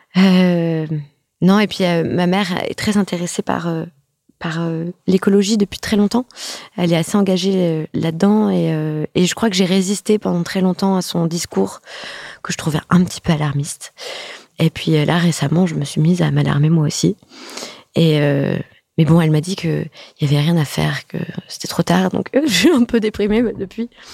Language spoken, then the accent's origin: French; France; also born or lived in New York; on est française.